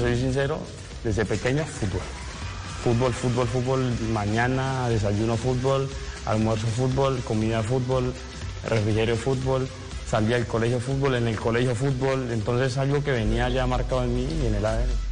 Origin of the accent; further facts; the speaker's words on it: Cali, Valle del Cauca, Colombia; soy de Cali, eh, sabes que los de Cali suelen tener un poquito de sabor